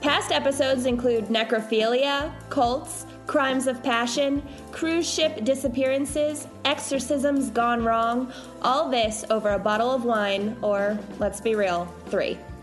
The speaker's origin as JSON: {"language": "English", "region": "the South", "country": "United States", "accent": "southern", "said": "my southern accent's not coming out too much"}